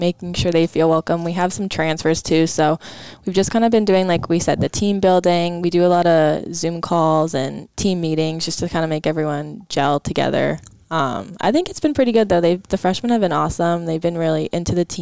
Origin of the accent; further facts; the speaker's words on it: Toronto, Ontario, Canada; moved away as an adult; I'm from Toronto